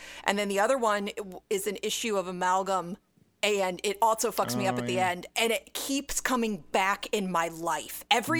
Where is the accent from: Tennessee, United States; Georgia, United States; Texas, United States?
Georgia, United States; I grew up in Georgia